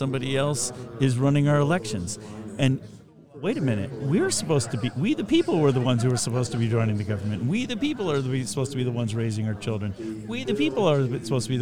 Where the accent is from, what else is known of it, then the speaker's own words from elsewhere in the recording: Northern California, United States; I grew up in Northern California